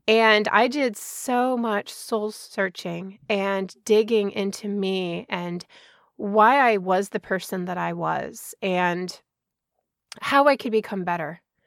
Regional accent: Chicago, Illinois, United States; also born or lived in Georgia; now in Washington, United States; I grew up in Chicago suburbs

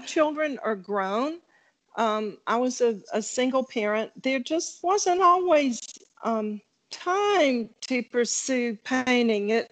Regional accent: South Carolina, United States; I'm originally from South Carolina

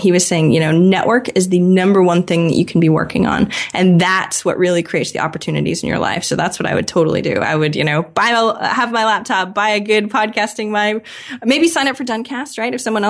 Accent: Maine, United States; Maine, just like you, John. We're from Maine. Surprisingly, not very many people in the U.S. are from Maine, but we are.

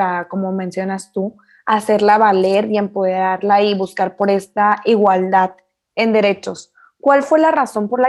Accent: Camargo, Chihuahua, Mexico; yo soy de Camargo

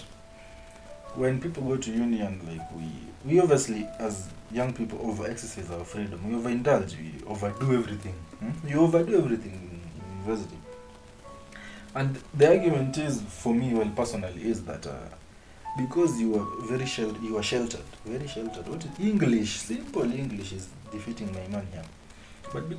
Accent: Kenya; as a Kenyan

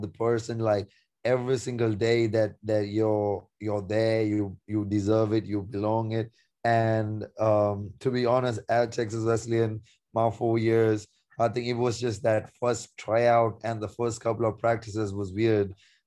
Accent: Sri Lanka; now in United States; growing up in Sri Lanka

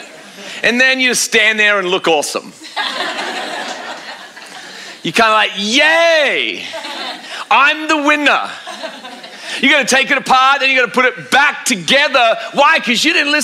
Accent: Australia; I'm an Australian

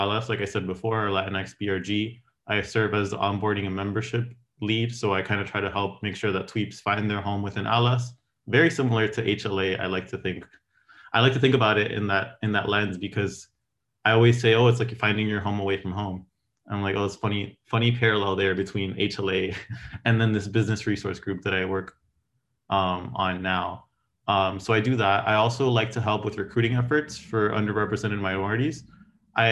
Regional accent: Miami, Florida, United States; moved away as an adult; also born or lived in Gainesville, Florida; now in San Francisco, United States; I came from Miami.

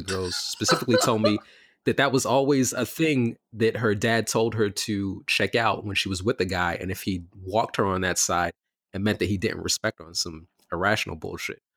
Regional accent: New York City, New York, United States; I grew up in Bed Stuy and Crown Heights

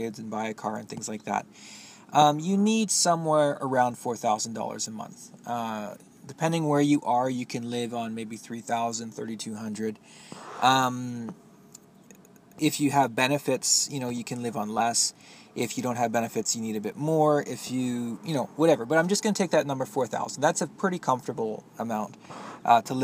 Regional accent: Canada; I have a lot to be proud of as a Canadian

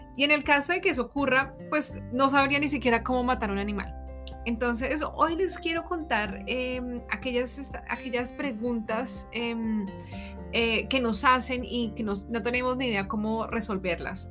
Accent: Colombia; moved away as an adult; now in Germany; me estarán escuchando desde Colombia

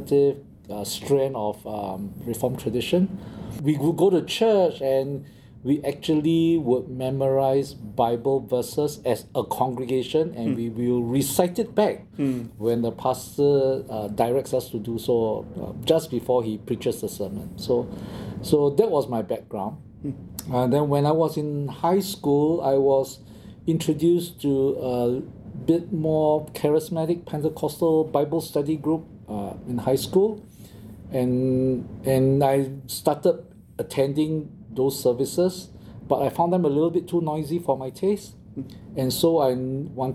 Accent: Singapore; moved away; I grew up in Singapore

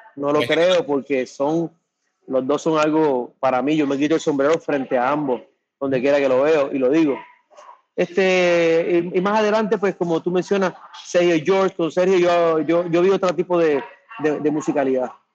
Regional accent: Puerto Rico; cuando yo hablo de mi tierra

